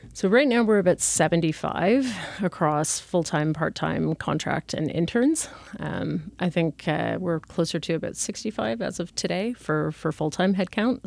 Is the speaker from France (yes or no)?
no; Toronto, Ontario, Canada; moved away as an adult; also born or lived in England / Asia; I'm originally from Toronto